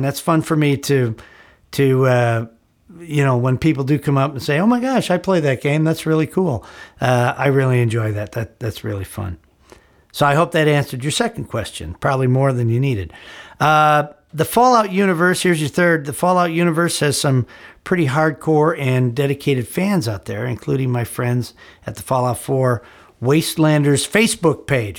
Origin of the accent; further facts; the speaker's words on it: Gurnee, Illinois, United States; moved away as an adult; also born or lived in Chicago, Illinois; now in Los Angeles, United States; I was back in my hometown, my old hometown of Gurnee, Illinois